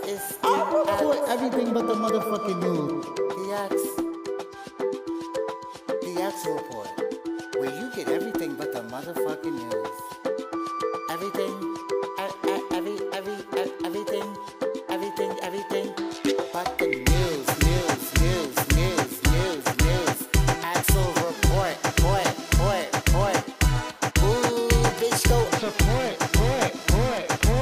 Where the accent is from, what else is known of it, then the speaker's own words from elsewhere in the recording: New York City, New York, United States; growing up gay in Brooklyn, in Brooklyn, New York